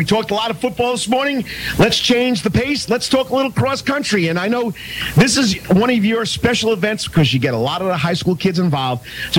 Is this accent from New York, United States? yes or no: yes; Long Island, New York, United States; moved away; I'm up from Long Island.